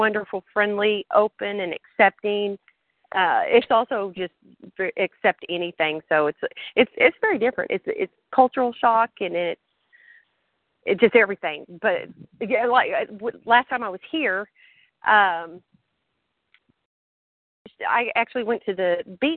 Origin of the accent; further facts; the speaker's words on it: New Mexico, United States; moved away; also born or lived in West Texas / Central Texas; I'm from New Mexico, and the ugly part of New Mexico